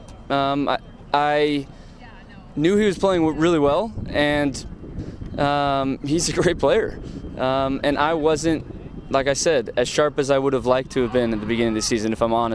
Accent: Southern California, United States; Growing up in Southern California, the Mexican League was on all the time

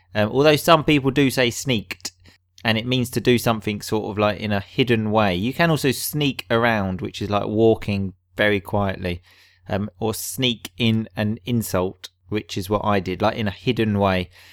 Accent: Essex, East of England, United Kingdom; Dan and I come from Essex, so we sort of often have the T H we pronounce like an F

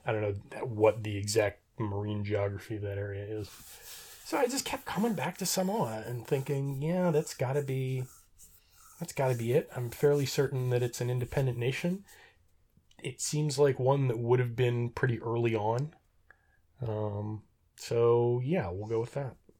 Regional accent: Reno, Nevada, United States; I grew up in Reno.

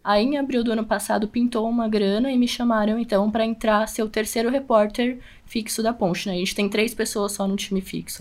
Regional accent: São Paulo, Brazil; A gente é daqui da capital de São Paulo

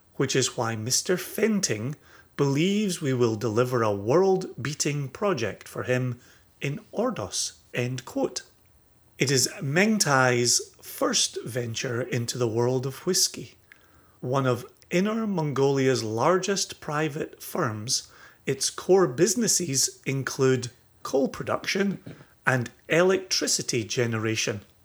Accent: Scotland, United Kingdom; growing up in Scotland

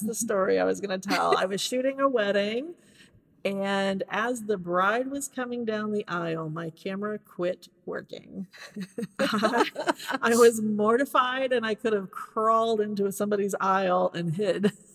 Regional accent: Hannibal, Missouri, United States; moved away as an adult; now in Nashville, United States; I am from Hannibal, Missouri originally. Just moved here to the Nashville area about two years ago.

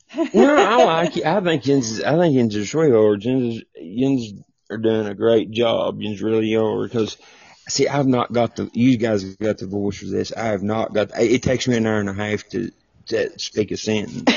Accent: Tennessee, United States; accent: southern twang; I'm from I'm from Tennessee.

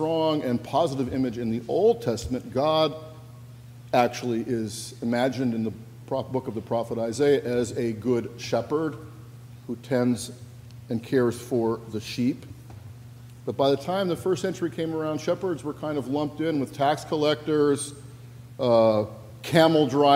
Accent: Washington, United States; moved away; my home state of Washington

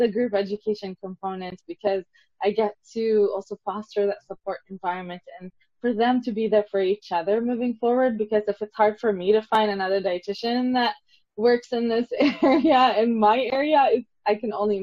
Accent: Lebanon; I'm from Lebanon

